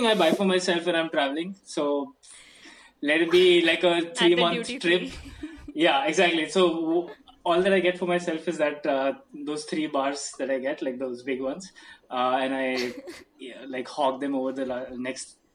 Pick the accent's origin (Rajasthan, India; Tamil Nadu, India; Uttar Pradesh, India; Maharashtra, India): Maharashtra, India; Navi Mumbai; a small kid growing up in New Bombay